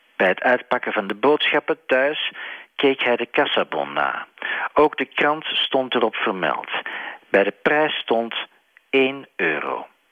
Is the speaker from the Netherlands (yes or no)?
no; Belgium; mijn vaderland, België